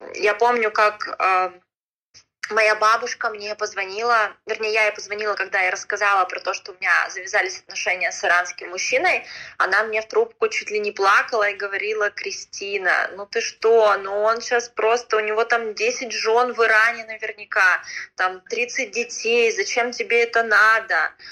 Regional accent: Khabarovsk, Khabarovsk Krai, Russia; moved away as an adult; now in Iran; Я сама с Дальнего Востока, из города Хабаровска

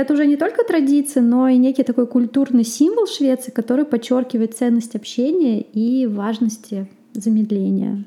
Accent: Russia; moved away as an adult; also born or lived in Sochi, Russia; now in Sweden; Я сама из России

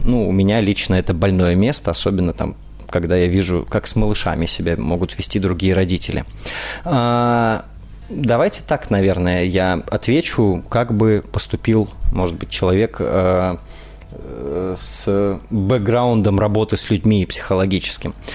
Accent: Saint Petersburg, Russia; из Санкт-Петербурга, мой родной город.

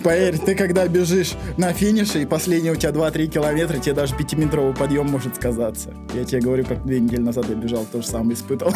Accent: Yakutia, Sakha Republic, Russia

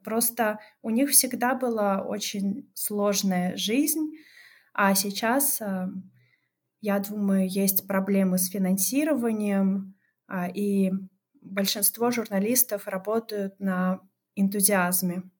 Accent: a stanitsa in southern Russia, Krasnodar Krai, Russia; Я действительно родилась на юге а, России, но в таком месте, которое называется Станица

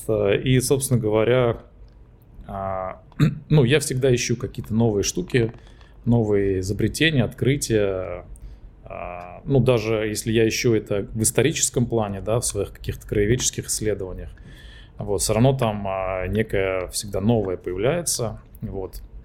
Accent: Trans-Volga region, Russia; моей малой родины, Заволжья

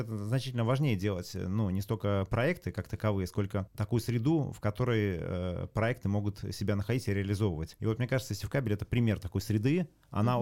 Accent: Saint Petersburg, Russia; я вот вырос в Ленинграде, и, э, очень хорошо этот город знаю

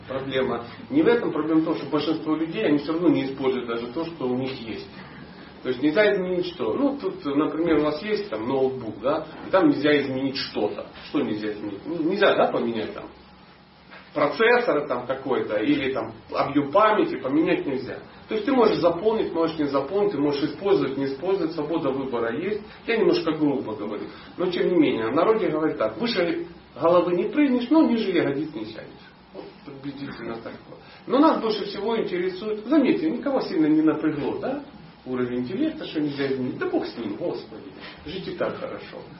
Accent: Dnipro, Dnipropetrovsk Oblast, Ukraine; Я родился в Днепропетровске

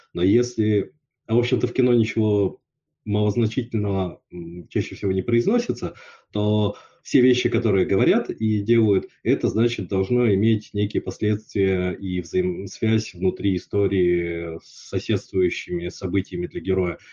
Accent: Yakutsk, Sakha Republic, Russia; я вырос в Якутске, это было очень специфическое, да, то есть шесть месяцев в году зима

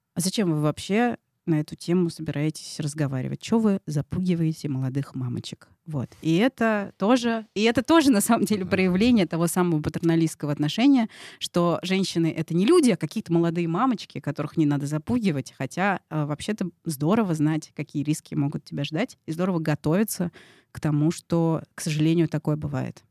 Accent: Moscow, Russia; как я, москвичка э, привилегированная

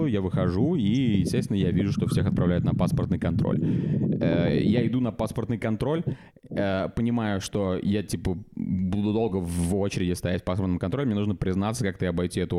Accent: Russia; я из России

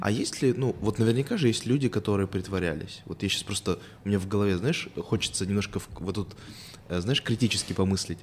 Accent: Kazakhstan

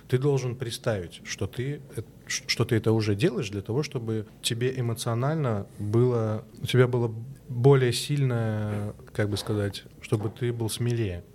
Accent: Minsk, Belarus; Я и сам из Беларуси, из Минска.

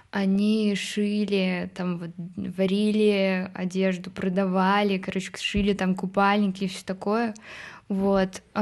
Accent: Moscow, Russia; also born or lived in Odesa; Вот, в трех лет я живу в Москве с родителями.

